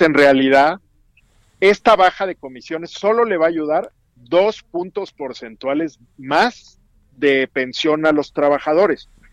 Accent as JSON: {"language": "Spanish", "country": "Mexico"}